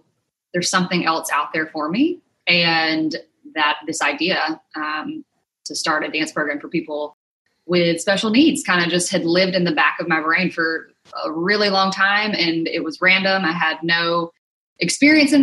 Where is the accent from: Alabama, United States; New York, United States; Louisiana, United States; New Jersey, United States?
Alabama, United States; Mobile; moved away as an adult; also born or lived in Mississippi; now in Nashville, United States; I grew up in Mobile, Alabama, actually a small town right outside of Mobile